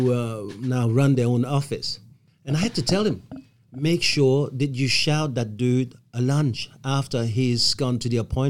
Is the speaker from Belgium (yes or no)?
yes; Belgium; now in Australia; I come from Belgium